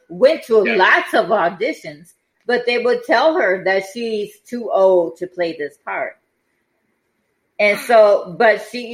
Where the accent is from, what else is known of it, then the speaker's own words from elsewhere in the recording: Detroit, Michigan, United States; It debuted in my hometown